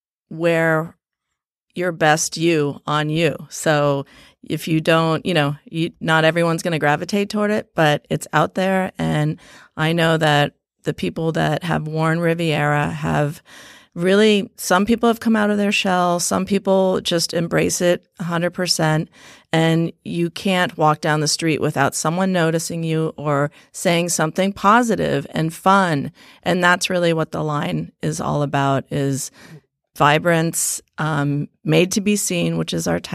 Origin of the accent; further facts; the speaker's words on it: Thailand; also born or lived in Philippines; We grew up overseas in Thailand and the Philippines, and both our parents were very artistic.